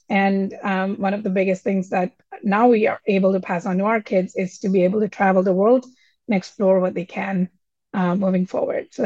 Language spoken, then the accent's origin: English; Delhi, India; now in United States; I was young and I moved to United States from Delhi, India 30 plus years ago.